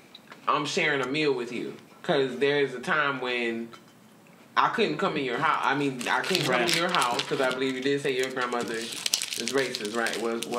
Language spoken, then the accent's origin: English; Savannah, Georgia, United States; I'm from Savannah, Georgia.